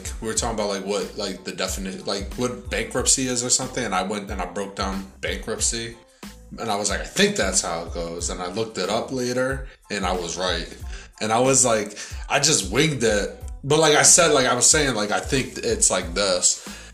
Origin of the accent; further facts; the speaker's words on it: United States; as an American